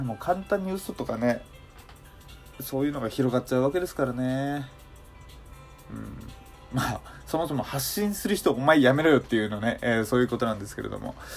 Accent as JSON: {"language": "Japanese", "region": "Hokkaido", "country": "Japan", "tie": "born or raised there", "said": "僕自身がその北海道出身っていうのもあって"}